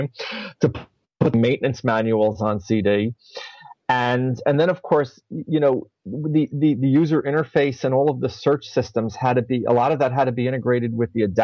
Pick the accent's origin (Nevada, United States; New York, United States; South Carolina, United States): New York, United States; New York City; I was born and raised mostly in the Bronx.